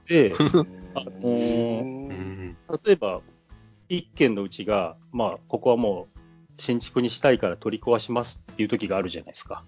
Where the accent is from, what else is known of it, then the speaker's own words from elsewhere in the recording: Tokyo, Japan; moved away as an adult; also born or lived in Hiroshima / Okayama; now in Kagoshima, Japan; 東京、僕東京生まれなんですけど、はい、生まれてから実家にいたのは20歳までで